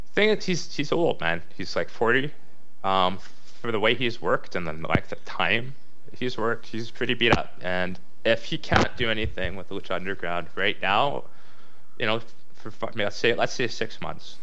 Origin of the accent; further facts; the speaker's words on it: Canada; we're Canadian